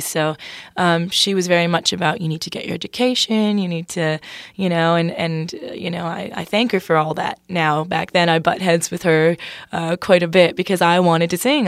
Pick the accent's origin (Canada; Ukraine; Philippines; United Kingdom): Canada; Toronto, Ontario; moved away as an adult; now in Nashville, United States; I'm from Toronto